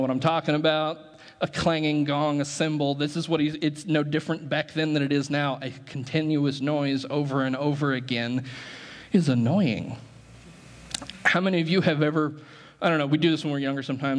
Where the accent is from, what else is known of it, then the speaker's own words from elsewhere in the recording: United States; American Christians